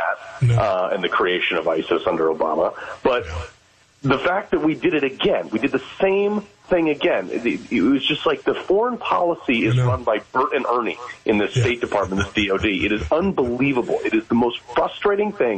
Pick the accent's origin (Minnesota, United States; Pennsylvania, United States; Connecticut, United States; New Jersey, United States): Connecticut, United States; Greenwich; I grew up in Greenwich, Connecticut